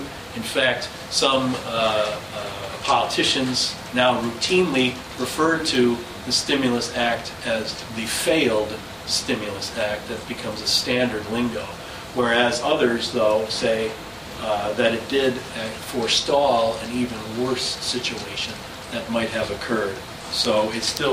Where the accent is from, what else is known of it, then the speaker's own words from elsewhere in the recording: Denver, Colorado, United States; in Denver, Colorado, in my hometown